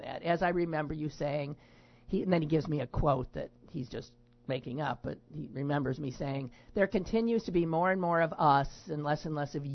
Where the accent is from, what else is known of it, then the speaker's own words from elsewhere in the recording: Wisconsin, United States; moved away; I was from Wisconsin